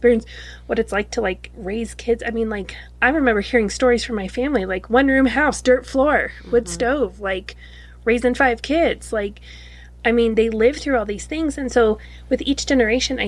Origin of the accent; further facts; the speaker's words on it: Wyoming, United States; I grew up in Wyoming